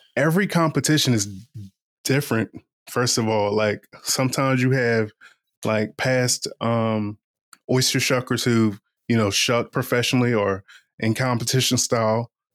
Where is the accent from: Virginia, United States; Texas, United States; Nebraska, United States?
Virginia, United States; Eastern Shore of; moved away; also born or lived in Washington, D.C.; I'm from the Eastern Shore of Virginia